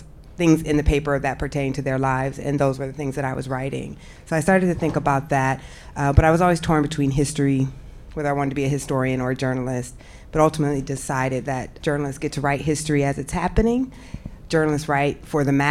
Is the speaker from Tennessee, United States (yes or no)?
no; Iowa, United States; I'm from Iowa, but any place where there's a significant number of black people, somehow they managed to segregate us. So I lived on the black side of town